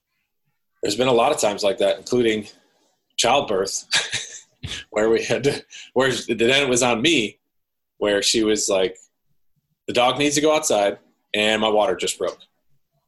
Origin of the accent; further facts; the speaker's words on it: Midwest, United States; now in Washington, United States; we both transplanted out into this area from where we grew up in the Midwest